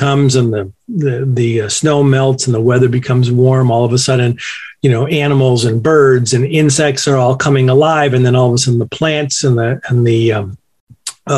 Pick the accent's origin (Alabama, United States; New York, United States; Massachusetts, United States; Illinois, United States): Massachusetts, United States; Western; I grew up here in Western Massachusetts on a farm, still farm to this day